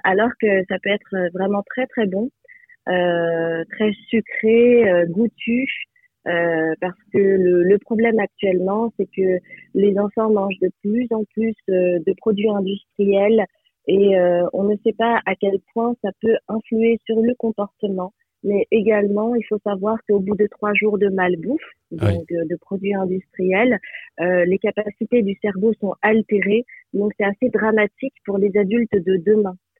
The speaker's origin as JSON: {"language": "French", "country": "France", "tie": "born or raised there", "said": "je suis née en France"}